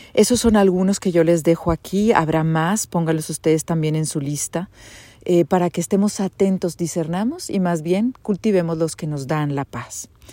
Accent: Monterrey, Nuevo León, Mexico; moved away as an adult; also born or lived in United States; now in Switzerland; Soy de Monterrey, graduada del TEC de Monterrey

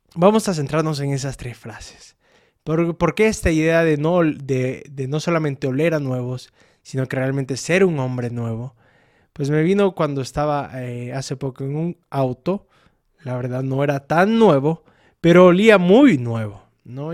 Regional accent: El Salvador; now in Aguascalientes, Mexico; Soy del Salvador

